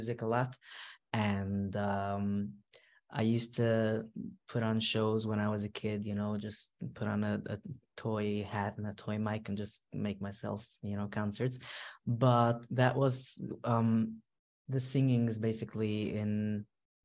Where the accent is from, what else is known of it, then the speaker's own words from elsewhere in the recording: New York City, New York, United States; moved away as an adult; now in Monsey, United States; I grew up in Williamsburg, and I got married to Muncie.